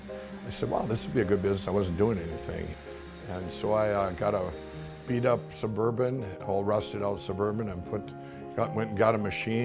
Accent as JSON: {"language": "English", "town": "Chaska", "region": "Minnesota", "country": "United States", "tie": "born or raised there", "said": "I am from Chaska, Minnesota"}